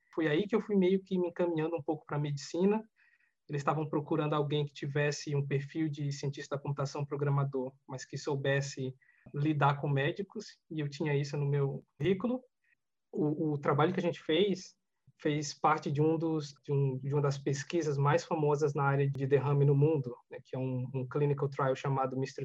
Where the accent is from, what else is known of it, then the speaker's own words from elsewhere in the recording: Alagoas, Brazil; moved away; eu nasci em Alagoas, né, numa cidade muito, muito pobre